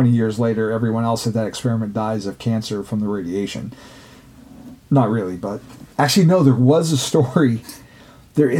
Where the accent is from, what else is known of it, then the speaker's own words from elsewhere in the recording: West Coast, United States; growing up on the West Coast